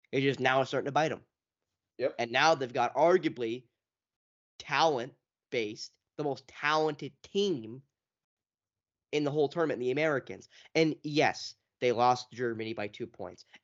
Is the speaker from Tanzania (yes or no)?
no; Canada; which is why, as a Canadian fan, I'm a little upset about it